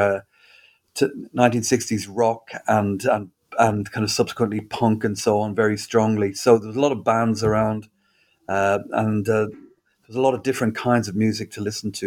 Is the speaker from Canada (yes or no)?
no; Dublin, Leinster, Ireland; moved away as an adult; I grew up in Dublin, and I lived there until I was about 20.